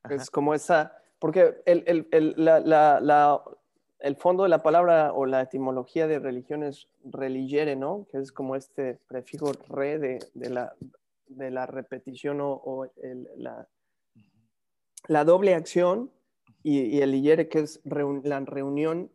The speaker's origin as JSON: {"language": "Spanish", "town": "San Martín Texmelucan", "region": "Puebla", "country": "Mexico", "tie": "born or raised there", "also_born_or_lived": "Mexico City / Cholula", "moved": "as an adult", "lives_now": "Europe", "said": "nací en la Ciudad de México, pero me, me forjé en San Martín, Texmelucan, crecí ahí"}